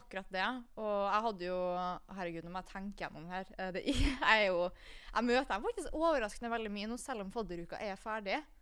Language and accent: Norwegian; Kristiansund, Møre og Romsdal, Norway; moved away as an adult; now in Trondheim, Norway; jeg kommer jo fra Kristiansund